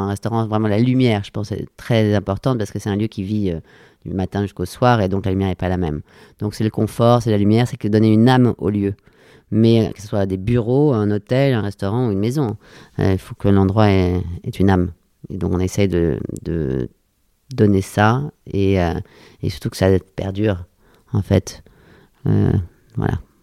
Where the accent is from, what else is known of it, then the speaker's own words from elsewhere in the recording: Paris, Île-de-France, France; je suis née à Paris, je suis totalement parisienne, j'ai grandi à Paris.